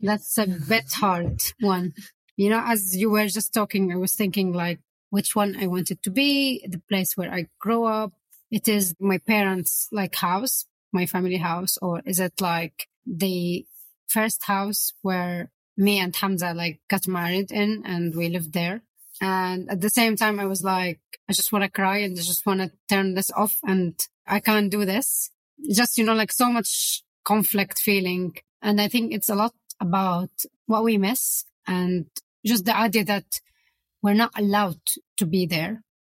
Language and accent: English; Aleppo, Aleppo Governorate, Syria; moved away as an adult; now in London, United Kingdom; It's Aleppo, the city who I left behind. It's my hometown with my family where we can't be there anymore